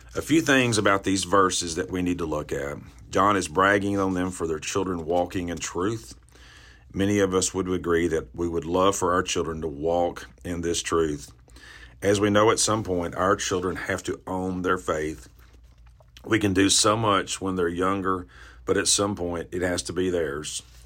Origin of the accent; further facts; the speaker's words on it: the Bible Belt, the South, United States; I grew up in the South, the Bible Belt